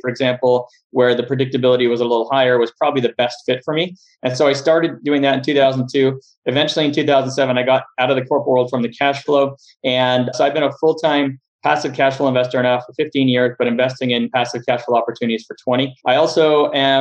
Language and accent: English; Montreal, Quebec, Canada; moved away as an adult; now in Los Angeles, United States; I am originally from Montreal, Canada, spent about half my life up there and then moved down to the US